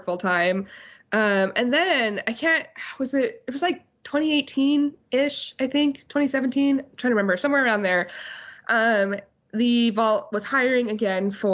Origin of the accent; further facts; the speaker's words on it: Utah, United States; I grew up in Utah.